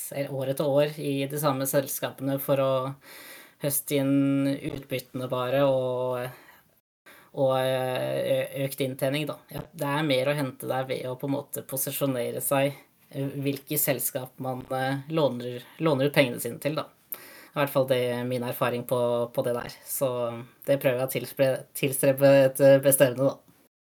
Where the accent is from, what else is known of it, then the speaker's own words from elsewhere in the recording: Norway; moved away as an adult; also born or lived in Tallinn, Estonia; now in Denmark; være nordmann i, i Danmark